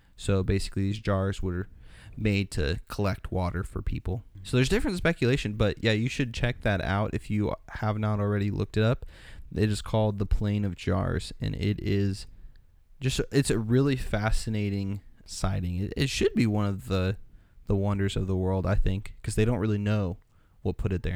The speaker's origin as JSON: {"language": "English", "country": "United States", "said": "I'm from, if you can't tell in my accent, I'm from the U S"}